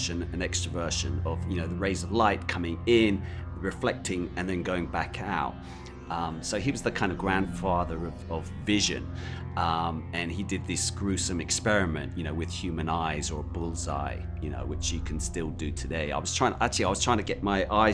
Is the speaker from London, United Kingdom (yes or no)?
yes; London, United Kingdom; I'm from London